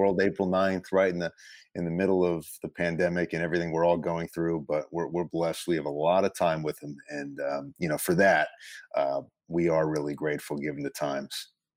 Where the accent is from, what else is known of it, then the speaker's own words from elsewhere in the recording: Westchester, New York, United States; I grew up in Westchester